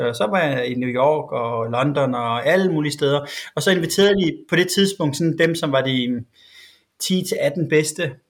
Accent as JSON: {"language": "Danish", "town": "Svendborg", "region": "Southern Denmark", "country": "Denmark", "said": "jeg var fra Svendborg"}